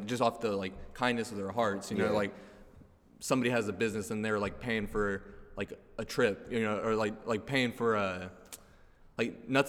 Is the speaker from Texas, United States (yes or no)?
yes; Garland, Texas, United States; we all played sports growing up in Garland.